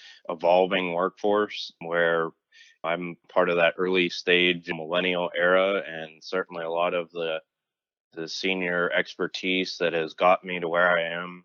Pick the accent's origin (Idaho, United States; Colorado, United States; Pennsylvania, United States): Pennsylvania, United States; Pittsburgh; moved away as an adult; also born or lived in North Carolina / South Carolina / Chicago, Illinois; now in Raleigh, United States; I grew up in the Pittsburgh area, childhood lived and revolved around Steelers, Penguins, Pirates